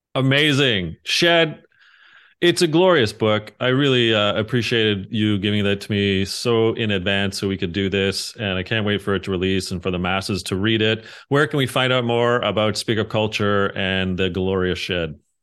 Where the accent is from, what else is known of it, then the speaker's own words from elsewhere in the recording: Canada; being Canadian